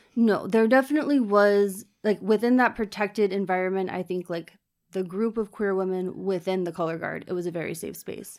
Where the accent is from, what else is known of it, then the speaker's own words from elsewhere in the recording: Richmond, Virginia, United States; moved away as an adult; also born or lived in Florida; now in Dublin, Ireland; I was from Richmond, Virginia, which is the kind of capital city, um, where I grew up in the suburbs